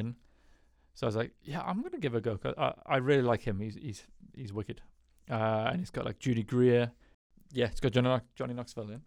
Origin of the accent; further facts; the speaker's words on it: United Kingdom; I'm British